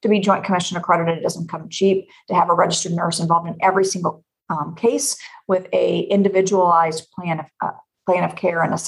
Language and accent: English; Knoxville, Tennessee, United States; now in Illinois, United States; I'm born and bred in Knoxville, Tennessee. So I'm a Southern gal who is transplanted to Illinois